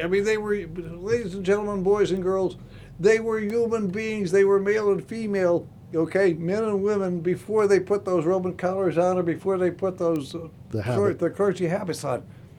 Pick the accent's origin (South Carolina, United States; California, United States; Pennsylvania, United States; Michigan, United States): Pennsylvania, United States; Scranton; It was the same thing with the altar boys where I grew up in Scranton.